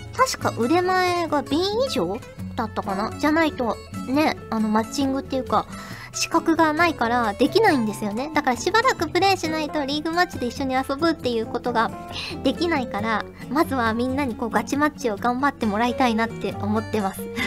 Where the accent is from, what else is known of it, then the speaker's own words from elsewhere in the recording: Fukuoka, Japan; moved away; 私はもうあれですよ福岡出身